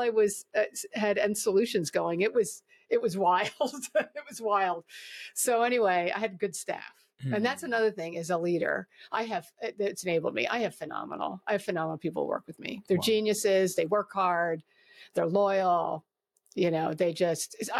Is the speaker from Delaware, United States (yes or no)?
yes; Wilmington, Delaware, United States; moved away; also born or lived in Northern Chester County, Pennsylvania / Philadelphia / Coatesville; I grew up in Northern Wilmington, you know, but in the suburbs